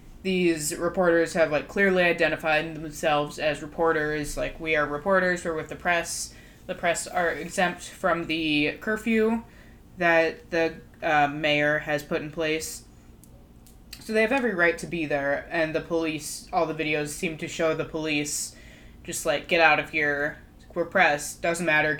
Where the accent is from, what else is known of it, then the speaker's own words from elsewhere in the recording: Brooklyn Park, Minnesota, United States; our suburb, we're from Brooklyn Park